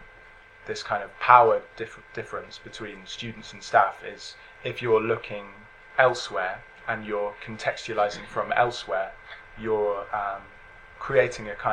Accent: London, United Kingdom; growing up in London

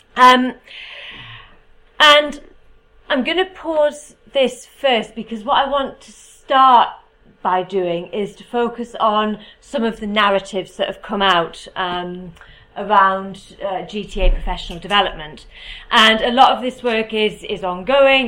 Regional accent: United Kingdom; As you can probably tell from my accent, I am from the UK.

